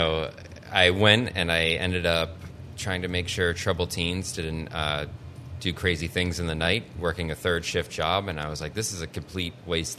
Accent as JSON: {"language": "English", "region": "New Hampshire", "country": "United States", "said": "Hollis and Brookline."}